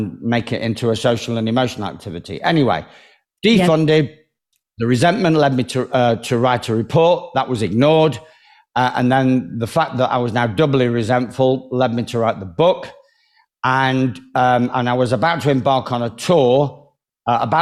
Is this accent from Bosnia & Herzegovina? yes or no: no; Manchester, North West England, United Kingdom; I was given like the freedom of Manchester, which is my hometown